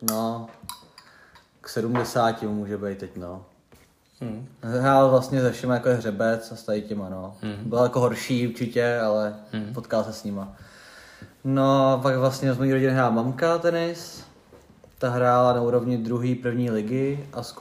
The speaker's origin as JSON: {"language": "Czech", "town": "Duchcov", "region": "Ústí nad Labem Region", "country": "Czechia", "tie": "born or raised there", "also_born_or_lived": "Prague", "lives_now": "Teplice, Czech Republic", "said": "Já jsem rodák z Duchcova, Aha. z velkého tenisového města, odkud pochází hodně moc tenistů, stejně jako z Teplic."}